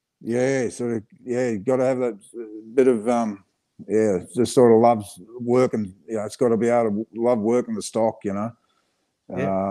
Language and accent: English; Geelong, Victoria, Australia; I grew up down Geelong, sort of down south from here.